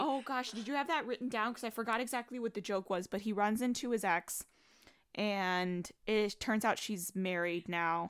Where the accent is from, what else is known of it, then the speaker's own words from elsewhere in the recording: New York, United States; I'm a New Yorker